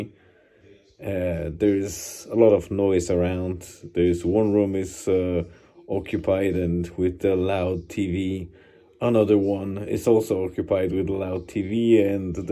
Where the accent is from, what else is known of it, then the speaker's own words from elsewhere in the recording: Poland; moved away; we'll be traveling to my parents and my hometown